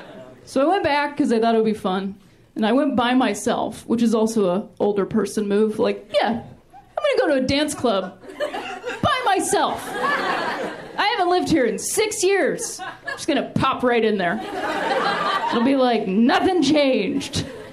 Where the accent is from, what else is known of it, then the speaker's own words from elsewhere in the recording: Ohio, United States; I am from Ohio, I want to share that with you guys. What we do in that state, not a lot of people have been to Ohio, it's not a big tourism place.